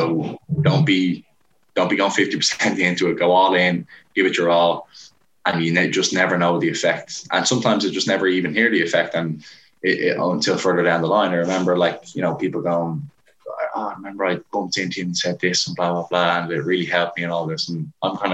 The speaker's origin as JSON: {"language": "English", "town": "Portmarnock", "region": "Leinster", "country": "Ireland", "said": "I'm from Port Marnock"}